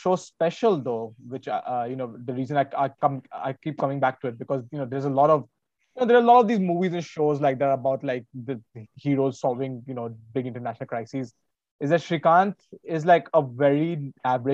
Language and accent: English; India; as the Indian audience